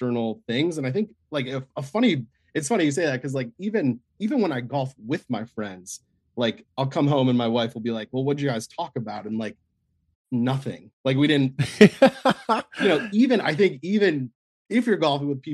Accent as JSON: {"language": "English", "town": "Chicago", "region": "Illinois", "country": "United States", "tie": "born or raised there", "also_born_or_lived": "Northern Virginia", "moved": "yes", "said": "I grew up in Chicago, Southside Chicago"}